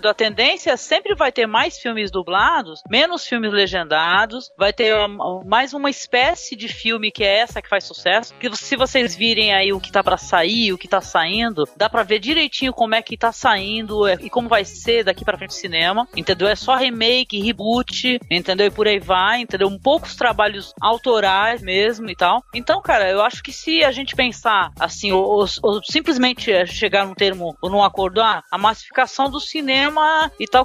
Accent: Guarujá, São Paulo, Brazil; eu tô aqui na cidade, eu sou de Guarujá, cara.

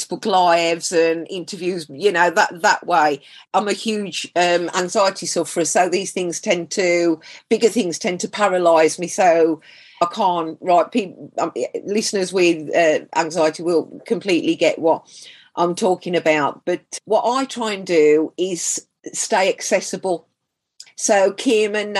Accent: Black Country, West Midlands, United Kingdom; accent: Black Country; People know you come from the black country

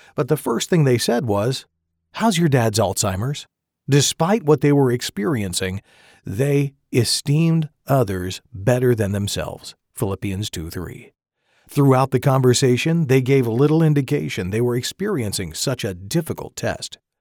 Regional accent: McArthur, California, United States; moved away as an adult; also born or lived in Lemoore, California; now in Woodland, United States; My wife Katie and I grew up together in Northern California

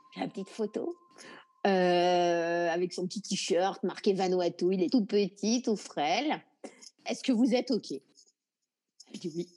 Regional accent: France; now in Nouméa, New Caledonia; De la France

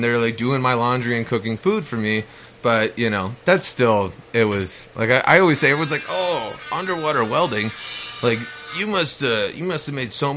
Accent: California, United States; I'm from California. I speak Spanish

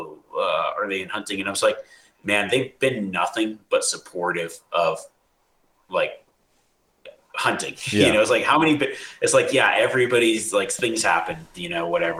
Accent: Nevada, United States; I grew up in Nevada, live in Nevada

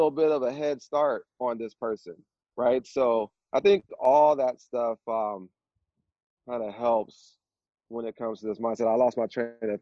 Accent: Vallejo, California, United States; I'm from Vallejo, California, and in my neighborhood that I grew up

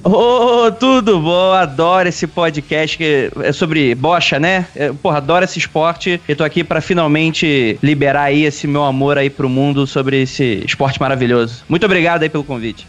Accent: Rio de Janeiro, Brazil; now in São Paulo, Brazil; eu saí lá do Rio de Janeiro, que é praticamente, não era interior, né? Mas zona oeste

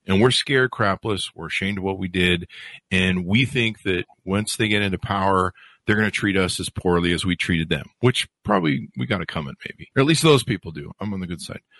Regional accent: the South, United States; I grew up seeing going in the South and seeing segregated, uh, bathrooms and stuff, fountains.

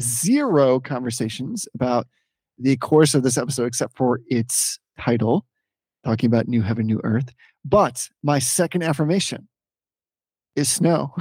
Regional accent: Northeast, United States; growing up in the Northeast

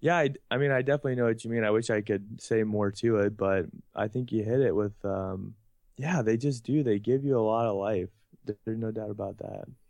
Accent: Georgia, United States; growing up in Georgia

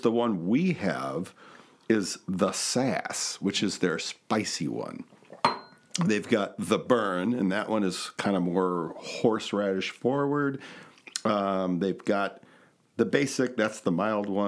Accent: Wisconsin, United States; I'm from Wisconsin

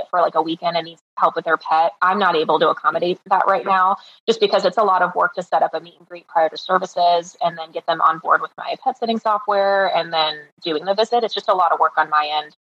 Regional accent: Ohio, United States; now in Naples, United States; I'm originally from Ohio, and I used to vacation in Naples several times a year, and now I get to live where I vacation

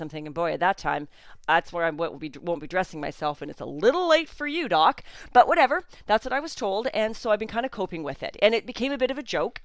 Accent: Canada; I'm Canadian

